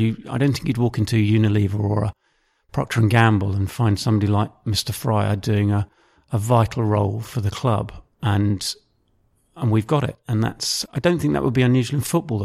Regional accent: Maidenhead, South East England, United Kingdom; I grew up in, uh, Maidenhead, which is in, um, south of England

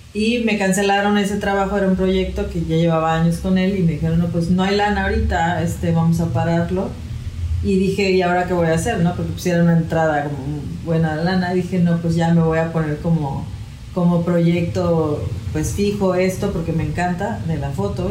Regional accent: Mexico; also born or lived in Puebla / Cancún; Yo soy de aquí, de México

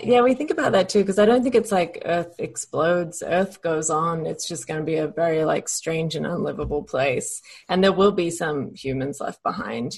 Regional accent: Adelaide, South Australia, Australia; in Adelaide, Australia, just in, in the suburbs

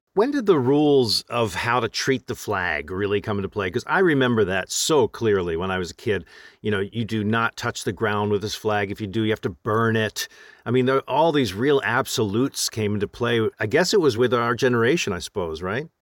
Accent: United States; as an American

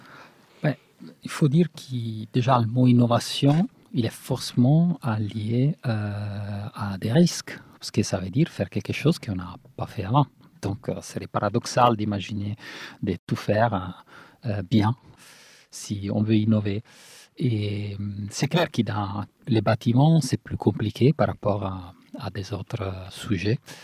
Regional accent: Italy; moved away; Nous, qu'on vient de l'Italie

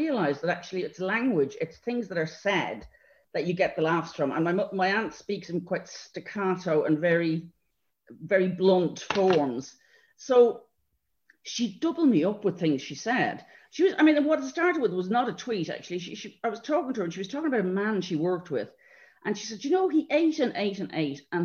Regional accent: Ireland; moved away as an adult; also born or lived in London; as Irish people

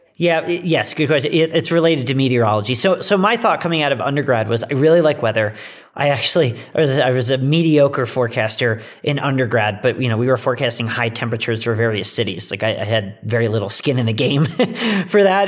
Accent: outside of Philadelphia, Pennsylvania, United States; moved away as an adult; now in Colorado, United States; I grew up outside of Philadelphia

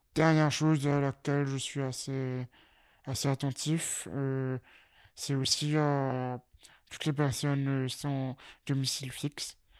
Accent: Mauritius; moved away as an adult; now in Lille, France; J'ai vécu donc 17 euh, années euh, à l'île Maurice, chez mes parents, et me voilà à Lille depuis 4 ans et demi

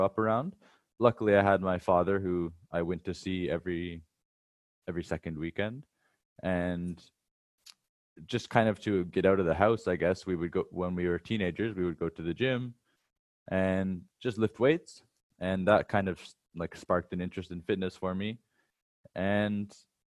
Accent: Wasaga Beach, Ontario, Canada; moved away as an adult; now in Hanoi, Vietnam; I'm originally from Wasaga Beach in Canada, but now I live in Hanoi, Vietnam.

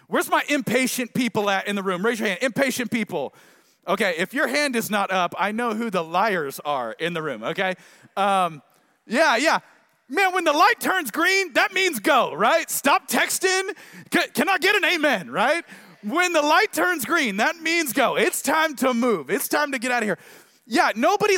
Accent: Tulsa, Oklahoma, United States; now in Dallas area, United States; I'm from Tulsa, but I've kind of forgotten what it's like to live here

